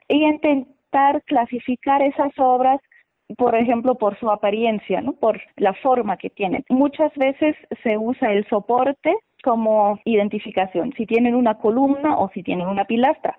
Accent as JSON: {"language": "Spanish", "country": "Germany", "moved": "yes", "lives_now": "Oaxaca, Mexico", "said": "Yo soy de Alemania"}